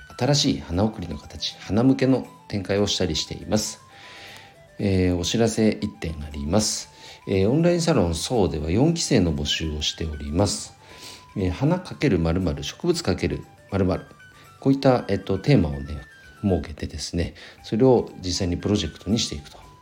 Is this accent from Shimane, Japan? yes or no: no; Nagano, Japan; 僕の地元長野県